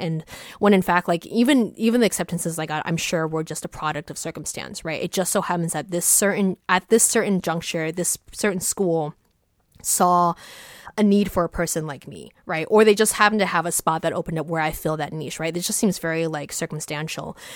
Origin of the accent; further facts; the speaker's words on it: East Coast, United States; I grew up on the East Coast